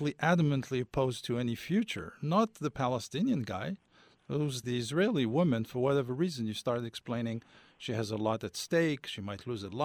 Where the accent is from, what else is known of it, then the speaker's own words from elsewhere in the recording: Algeria; I come from Algeria.